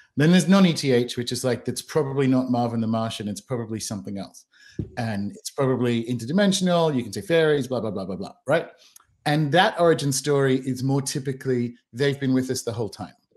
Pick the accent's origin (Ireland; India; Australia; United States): Australia; moved away; also born or lived in New Zealand / London / Bristol; born and raised in Australia, dual British citizen, lived around the world, lived in New Zealand